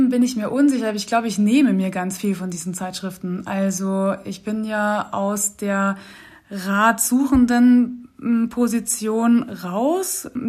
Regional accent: Austria; also born or lived in Munich; Ja, ich bin auf jeden Fall auch sehr österreichisch sozialisiert worden

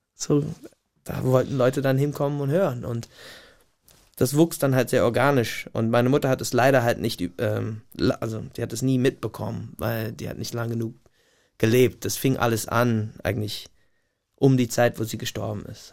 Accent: Gig Harbor, Washington, United States; German is a second language; moved away as an adult; also born or lived in Tacoma, Washington / Portland, Oregon / Munich, Germany; now in Germany; in so meinem kleinen Kaff, wo ich groß geworden bin, Gig Harbor ist jetzt keine Großstadt

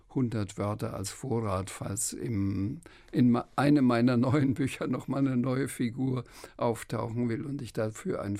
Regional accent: Schweinfurt, Bavaria, Germany; Friedrich Rückert, ähm, der auch in Schweinfurt ähm, gelebt hat, wo ich herkomme, auch Franke war

